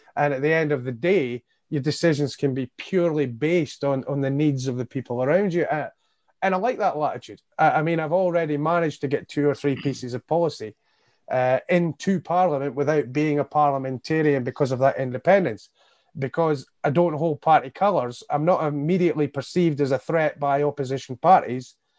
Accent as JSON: {"language": "English", "town": "Hawick", "region": "Scotland", "country": "United Kingdom", "tie": "born or raised there", "also_born_or_lived": "Edinburgh / Crossgates, Dunfermline", "moved": "yes", "lives_now": "Dunfermline, United Kingdom", "said": "in my childhood years, I, I lived, uh, in Hoyk in the Scottish borders"}